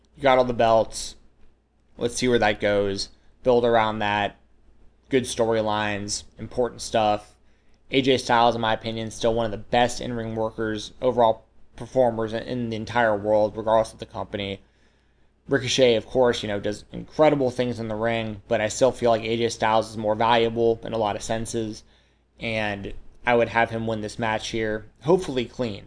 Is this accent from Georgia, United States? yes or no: yes; Atlanta, Georgia, United States; I grew up in Atlanta, Georgia, WCW country